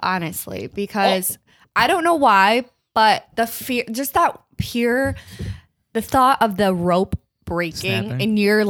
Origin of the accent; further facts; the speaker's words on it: Davison, Michigan, United States; I'm 20 years old from Davison, Michigan also.